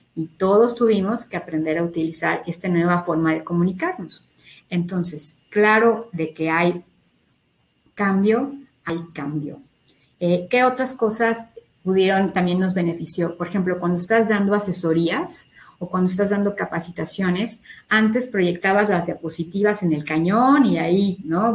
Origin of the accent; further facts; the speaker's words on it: Mexico; todos somos mexicanos